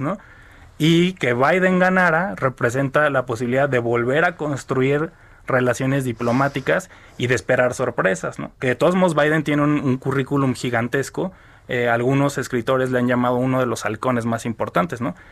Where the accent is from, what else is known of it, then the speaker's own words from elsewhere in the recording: Mexico; nosotros como mexicanos